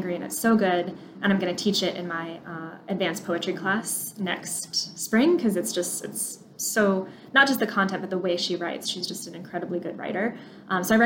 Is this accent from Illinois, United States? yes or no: yes; Chicago, Illinois, United States; as a Chicagoan